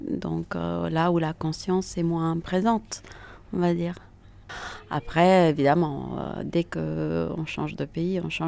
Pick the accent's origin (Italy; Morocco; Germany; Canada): Italy; first language Italian; French is a second language; now in France; Euh, ma langue maternelle est l'italien. Euh, et, après, le français l'anglais sont arrivés euh, plus tard, à, l'école, à l'adolescence.